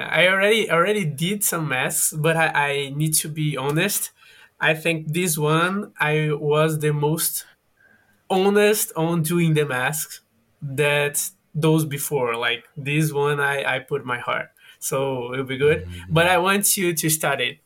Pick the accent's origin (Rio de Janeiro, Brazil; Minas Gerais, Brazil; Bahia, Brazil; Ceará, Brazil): Ceará, Brazil; Fortaleza; English is a second language; now in São Paulo, Brazil; I'm from Brazil. I am from a city that is on the northwest northeast from Brazil, that is Fortaleza on Ceará. But now I am living on São Paulo